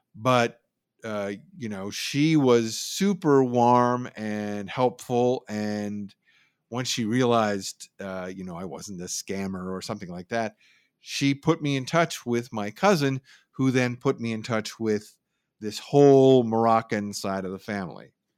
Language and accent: English; Oakland, California, United States; also born or lived in San Francisco, California / Berkeley, California; I grew up in San Francisco and the East Bay, uh, mostly Berkeley and Oakland, went to high school in Oakland